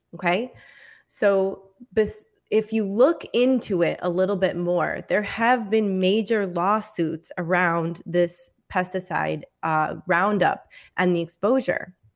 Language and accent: English; Michigan, United States; I'm from Michigan